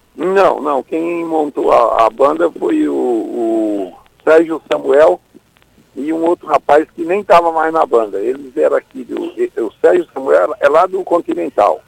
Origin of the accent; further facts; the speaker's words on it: Irecê, Bahia, Brazil; also born or lived in Acopiara, Ceará; now in São Paulo, Brazil; eu fui criado, eu saí do Ceará, fui para Irecê, na Bahia